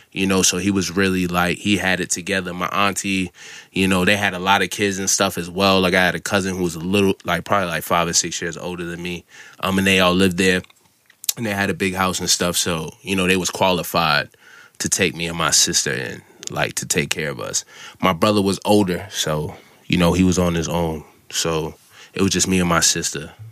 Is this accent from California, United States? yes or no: no; Massachusetts, United States; also born or lived in Falmouth, Massachusetts / Brockton, Massachusetts / Oakdale, Massachusetts / Onset, Massachusetts; I'm from Massachusetts.